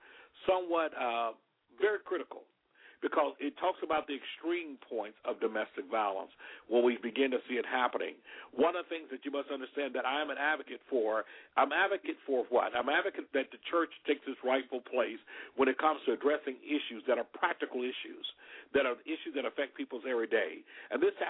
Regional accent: Alabama, United States; Alabama because that's my home state

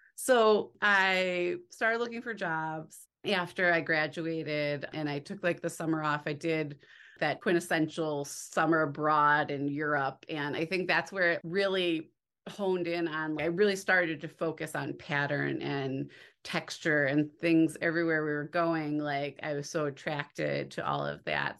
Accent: near Chicago, Illinois, United States; I grew up near Chicago, so I grew up by the Art Institute

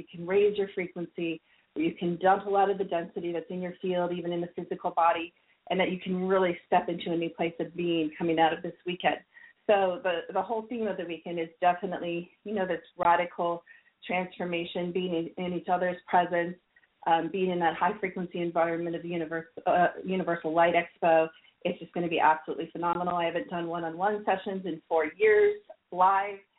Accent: Columbus, Ohio, United States; I'm from Columbus

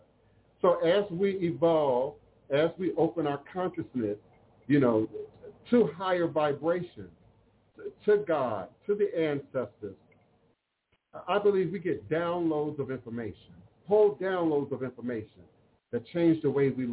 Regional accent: Coral Hills, Maryland, United States; moved away; I grew up in Coral Hills, Capitol Hills, Maryland

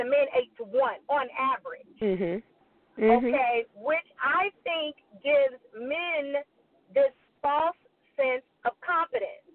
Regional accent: the South, United States; now in Houston, United States; I'm from the South.

